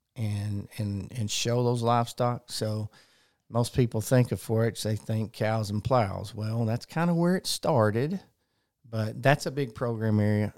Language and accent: English; Conway, Arkansas, United States; I was born and raised in Conway